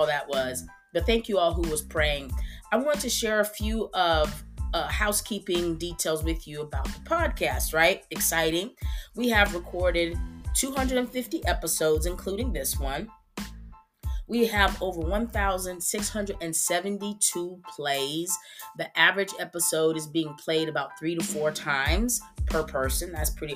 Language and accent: English; Texas, United States; I'm still in my city, my hometown in Texas